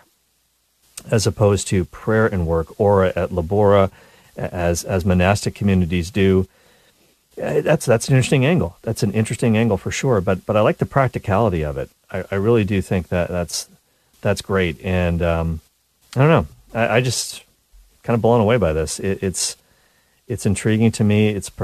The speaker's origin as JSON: {"language": "English", "town": "Cole Harbour", "region": "Nova Scotia", "country": "Canada", "tie": "born or raised there", "said": "my hometown of Cole Harbour, Nova Scotia"}